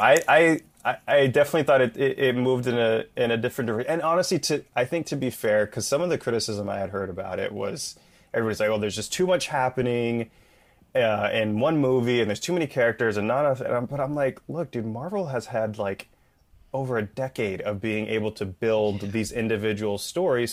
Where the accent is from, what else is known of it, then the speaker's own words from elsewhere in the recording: Bay Area, California, United States; my hometown up in the Bay Area